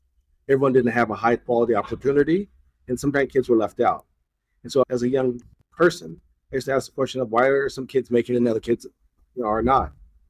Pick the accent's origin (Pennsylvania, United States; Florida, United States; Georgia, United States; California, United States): California, United States; Stockton; moved away; my hometown. I'm from Stockton, California. And so in Stockton is where my parents still live, my siblings still live